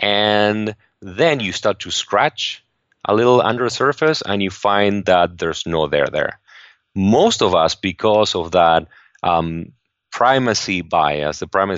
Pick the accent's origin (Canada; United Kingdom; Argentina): Argentina; now in United States; I grew up in Argentina, and I had always looked at the U.S. as a place where you could really get ahead